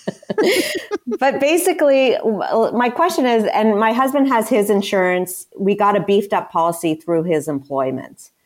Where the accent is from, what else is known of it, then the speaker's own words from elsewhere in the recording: Canada; moved away; I am Canadian, so I went to school in Canada